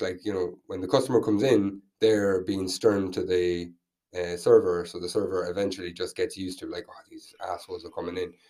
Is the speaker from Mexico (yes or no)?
no; Tubbercurry, Connacht, Ireland; also born or lived in Vietnam; now in Dublin, Ireland; I'm from Tubbercurry